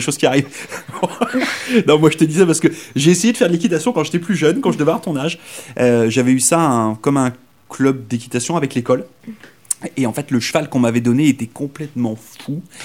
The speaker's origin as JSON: {"language": "French", "region": "Brittany", "country": "France", "moved": "as an adult", "lives_now": "Saint John, Canada", "said": "je viens de France, mais je viens d'une région en France, s'appelle la Bretagne, qui est complètement à l'ouest."}